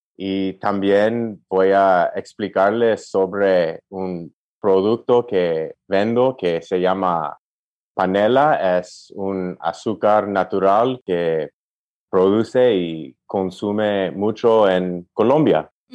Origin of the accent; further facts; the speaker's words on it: Los Angeles, California, United States; Spanish is a second language; also born or lived in Tempe, Arizona; crecí en California, nací aquí